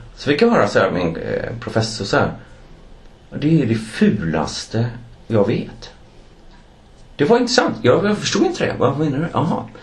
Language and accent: Swedish; Gothenburg, Västra Götaland, Sweden; now in Stockholm, Sweden; jag är från Göteborg